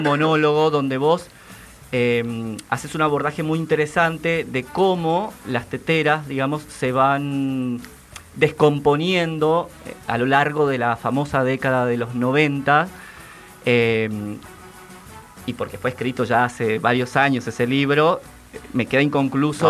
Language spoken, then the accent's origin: Spanish; Formosa, Argentina; now in Buenos Aires, Argentina; yo que vengo de Formosa y que llegué acá en el 2000, no sé, 6, 7